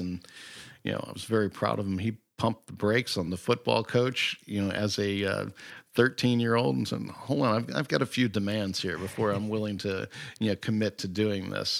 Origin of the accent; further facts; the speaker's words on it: Great Falls, Virginia, United States; also born or lived in Jersey City, New Jersey; I grew up in Great Falls, Virginia